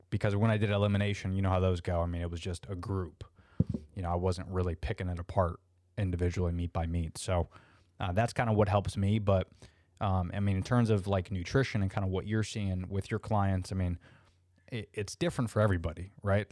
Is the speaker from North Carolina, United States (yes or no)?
no; Orlando, Florida, United States; I'm an Orlando, uh, born and, and raised native, which is very rare